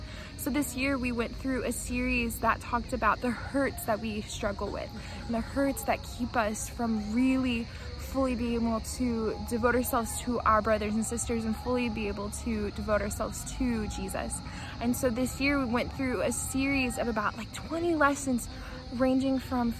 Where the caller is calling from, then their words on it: Antalya, Turkey; I'm calling here from Antalya, Turkey.